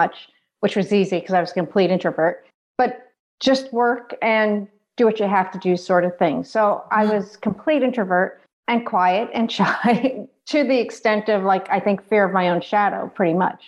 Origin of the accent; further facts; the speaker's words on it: outside of New York City, United States; moved away as an adult; also born or lived in Ohio; I grew up outside of New York City.